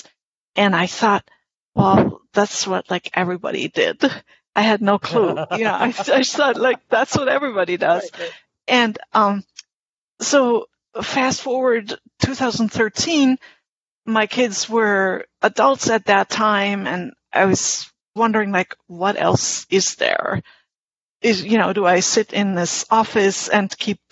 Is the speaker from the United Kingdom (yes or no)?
no; Germany; English is a second language; moved away as an adult; now in Albany, United States; I am a German English translator. I grew up in Germany, and I've been living in Albany, New York, where I've been living in the U.S. for more than 30 years